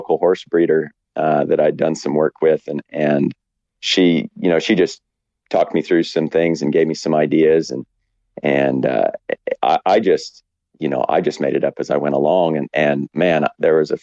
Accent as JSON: {"language": "English", "region": "Western Colorado", "country": "United States", "tie": "born or raised there", "also_born_or_lived": "Wyoming", "moved": "as an adult", "lives_now": "New Zealand", "said": "I grew up in Colorado, Western Colorado."}